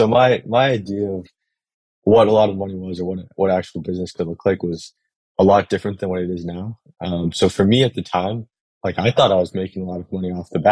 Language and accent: English; Massachusetts, United States; now in New York City, United States; I'm originally from Massachusetts. I'm located in New York City now